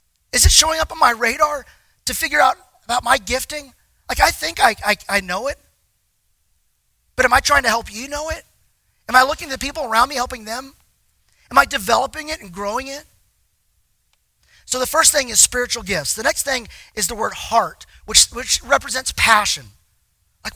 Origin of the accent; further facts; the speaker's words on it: Texas, United States; I'm from Texas